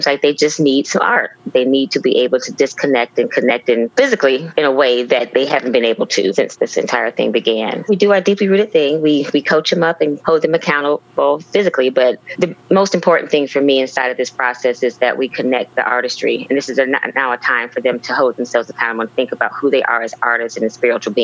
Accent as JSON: {"language": "English", "town": "Joliet", "region": "Illinois", "country": "United States", "also_born_or_lived": "Indianapolis, Indiana", "moved": "as an adult", "said": "I am originally from Joliet, Illinois"}